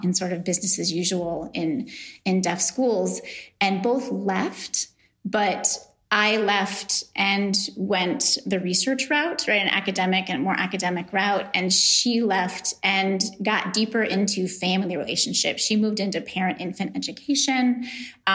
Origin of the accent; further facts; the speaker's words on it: New York, United States; I'm from New York